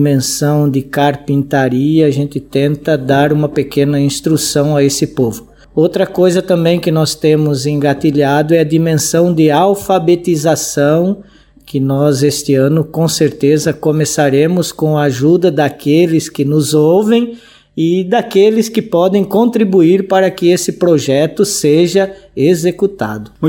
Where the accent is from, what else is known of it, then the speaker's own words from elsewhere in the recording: Sorocaba, São Paulo, Brazil; moved away as an adult; also born or lived in Petrópolis; now in Angola; sou nascido em Sorocaba, interior de São Paulo, num bairro chamado Mato Dentro. Então, eu estou aqui em Angola em dois períodos. Eu morei de 2001 a 2003.